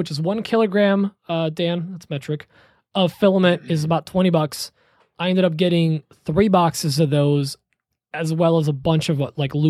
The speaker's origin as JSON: {"language": "English", "country": "Poland", "moved": "yes", "said": "I'm from Poland"}